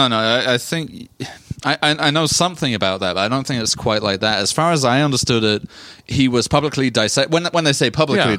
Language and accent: English; London, United Kingdom; moved away; especially growing up in London.